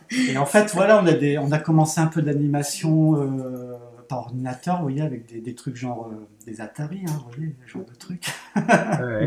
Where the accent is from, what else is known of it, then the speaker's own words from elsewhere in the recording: Saint-Quentin, Hauts-de-France, France; je suis originaire de Saint-Quentin, et à Saint-Quentin c'est une petite ville entre Paris et Lille